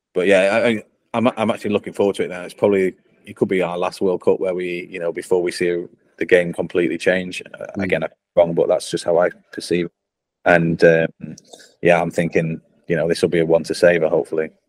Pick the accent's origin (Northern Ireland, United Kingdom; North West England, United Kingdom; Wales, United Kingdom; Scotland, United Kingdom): North West England, United Kingdom; Blackpool; accent: northern; moved away; I grew up in Blackpool. Um, you can tell by the northern accent, I've not lost it.